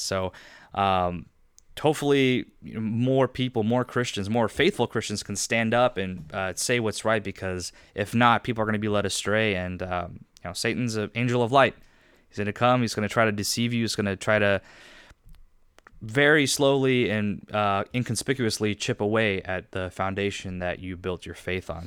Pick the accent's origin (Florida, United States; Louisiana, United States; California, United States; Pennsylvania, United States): California, United States; Riverside; also born or lived in Irvine, California; I grew up in Riverside